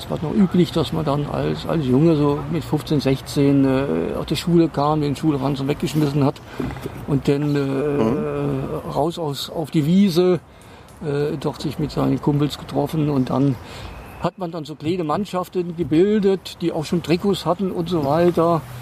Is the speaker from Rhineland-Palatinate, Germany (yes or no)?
yes; Koblenz, Rhineland-Palatinate, Germany; moved away as an adult; also born or lived in Portugal / South America; now in Berlin, Germany; ich wurde im Rheinland geboren, aber in einer äh, kleinen Stadt, also in Koblenz. Da habe ich nicht lange ausgehalten, das war eine Soldatenbeamtenstadt.